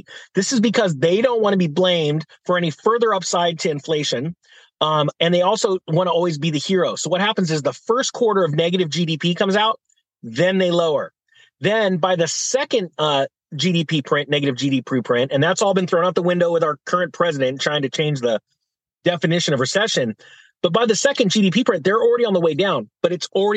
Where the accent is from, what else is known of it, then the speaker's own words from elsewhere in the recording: California, United States; In my home state of California